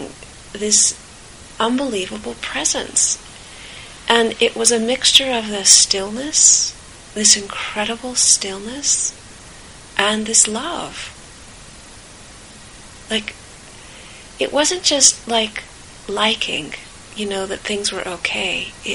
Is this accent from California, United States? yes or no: yes; California, United States; I grew up in California